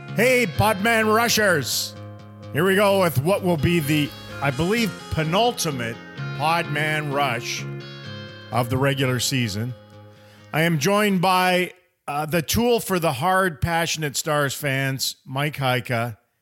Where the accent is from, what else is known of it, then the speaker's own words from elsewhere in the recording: Prince George, British Columbia, Canada; moved away; also born or lived in Kamloops, British Columbia / Ashcroft, British Columbia; I was born in Prince George and I still love all my time way up north there